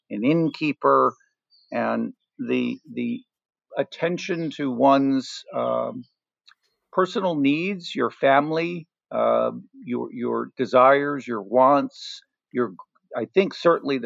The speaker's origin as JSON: {"language": "English", "town": "New York City", "region": "New York", "country": "United States", "tie": "born or raised there", "said": "as a kid and a young teenager growing up in Manhattan"}